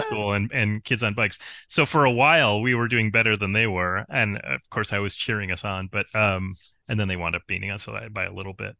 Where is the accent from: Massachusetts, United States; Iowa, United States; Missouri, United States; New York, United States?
New York, United States; Spencerport; My hometown is actually Spencer Port.